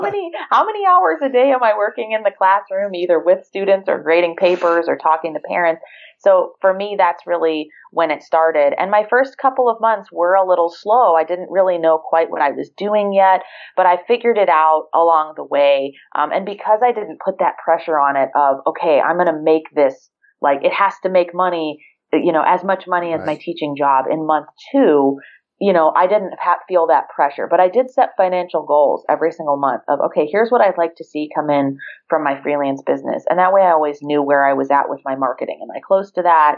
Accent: Ohio, United States; moved away as an adult; also born or lived in Virginia / Maryland; I grew up in Ohio.

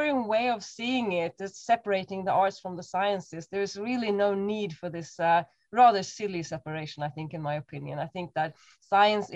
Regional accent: Stockholm, Stockholm County, Sweden; moved away as an adult; also born or lived in Cambridge; now in Berlin, Germany; I was born in Stockholm, up in the sort of mid to north. So I'm coming from very cold conditions.

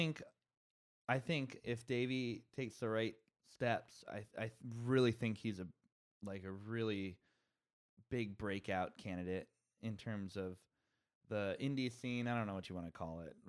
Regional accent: Bay Area, California, United States; also born or lived in Santa Barbara; I'm from the Bay Area and I moved back here

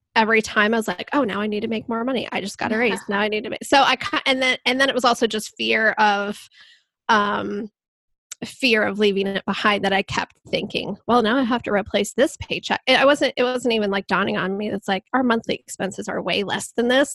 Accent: Columbus, Ohio, United States; I'm from Columbus, Ohio, and I am a web designer

